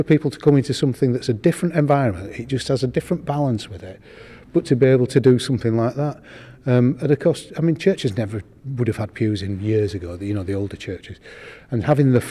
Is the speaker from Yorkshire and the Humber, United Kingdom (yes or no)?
yes; Yorkshire and the Humber, United Kingdom; when I was a kid, growing up in West Yorkshire